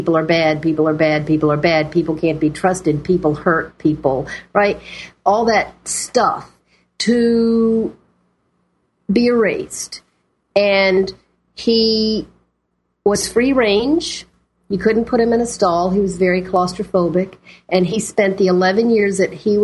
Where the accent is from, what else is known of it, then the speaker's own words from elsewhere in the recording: the South, United States; moved away as an adult; also born or lived in Boston; I was from the South